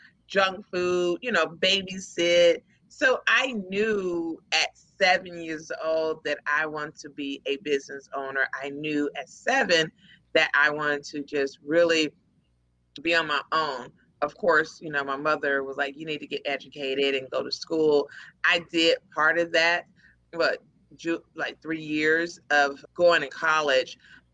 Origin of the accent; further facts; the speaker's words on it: Houston, Texas, United States; also born or lived in Dallas; I'm originally from Houston